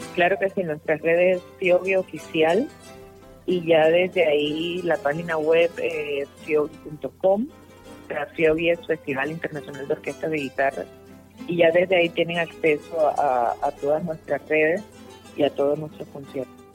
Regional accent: Cuba; moved away as an adult; also born or lived in Barcelona, Spain / Bogotá, Colombia / Popayán, Colombia; now in Cali, Colombia; Yo soy nacida en Cuba, terminé pues, mis estudios en España y vine aquí a Bogotá por temas de trabajo

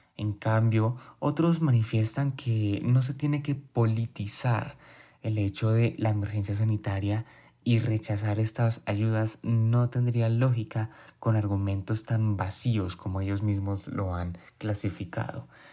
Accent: Colombia; como colombianos

